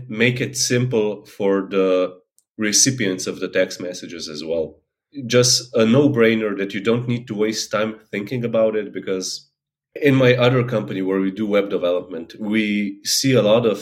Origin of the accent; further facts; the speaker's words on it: Slovenia; now in Netherlands; I'm from Slovenia, although I currently live in Holland